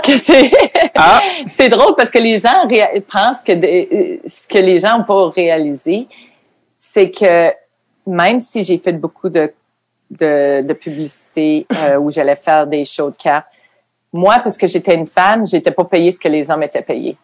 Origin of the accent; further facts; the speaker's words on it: Quebec City, Quebec, Canada; moved away as an adult; je venais de Québec. On n'avait même pas de télévision anglaise.